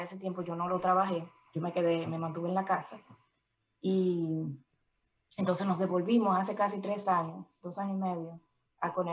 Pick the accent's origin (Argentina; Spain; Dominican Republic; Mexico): Dominican Republic; Santo Domingo; moved away as an adult; now in New Jersey, United States; Bueno, yo tengo 13 eh, años que llegué de Santo Domingo. Yo eh, me, mudé para acá cuando terminé la universidad allá.